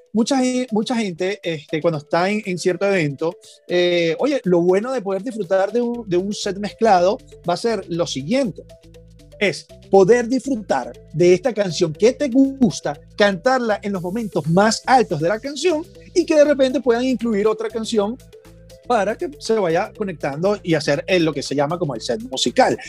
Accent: Venezuela; moved away; nosotros allá en Venezuela, que somos sumamente caribeños y tropicales

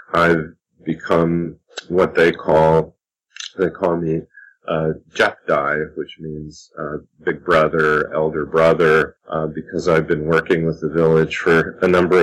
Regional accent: Indiana, United States; growing up in Indiana, here in the Midwest of the U.S.

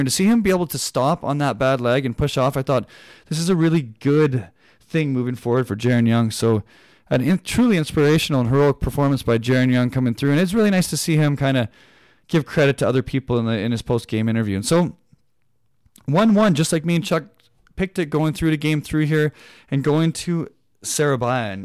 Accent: Canada; I'm a Canadian person

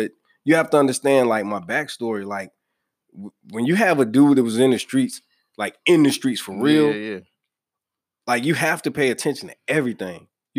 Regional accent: the South, United States; Listen, lost my accent, so fuck it. You know what I'm saying? I am Southern.

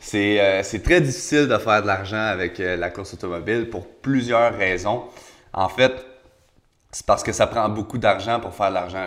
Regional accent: Quebec, Canada

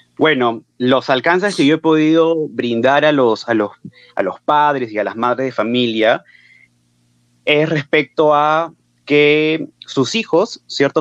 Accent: Lima, Peru; yo soy de Lima

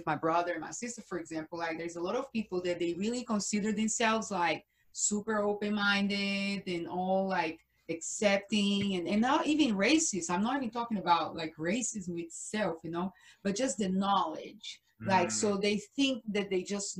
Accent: Brazil; English is a second language; moved away; I am from Brazil.

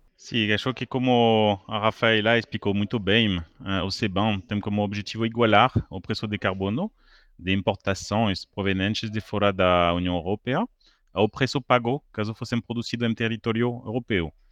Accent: France; now in Brazil; como francês

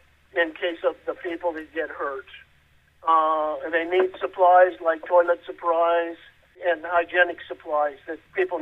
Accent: United States; I was born in the United States and I have been raised here and lived here all my life.

